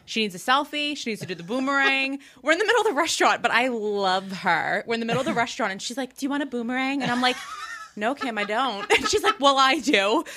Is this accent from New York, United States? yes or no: yes; Farmingdale, New York, United States; I'm from Farmingdale